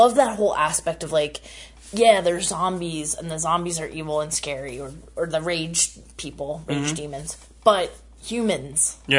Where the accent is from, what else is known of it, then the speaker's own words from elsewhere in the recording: United States; You know, being an American, it's impossible to go anywhere without seeing people, really.